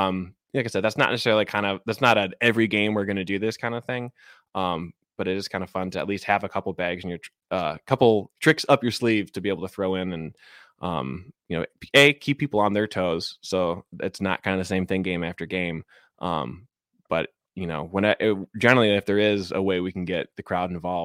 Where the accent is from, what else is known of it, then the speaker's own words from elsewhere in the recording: Chicago, Illinois, United States; now in Seattle, United States; So again, like, I grew up in Chicago, Cubs fan. But I moved out to Seattle in 2015.